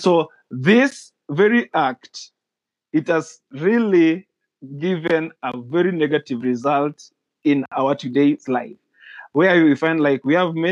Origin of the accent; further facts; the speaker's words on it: Kenya; being that I grew here